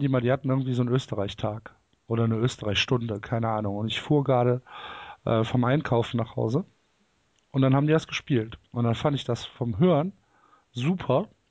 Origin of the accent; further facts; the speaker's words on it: Cologne, North Rhine-Westphalia, Germany; ich komme aus Köln